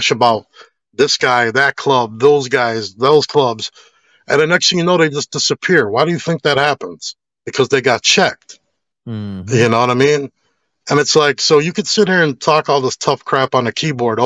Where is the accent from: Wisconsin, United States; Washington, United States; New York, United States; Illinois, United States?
Illinois, United States; Chicago; growing up in Chicago, it made me tough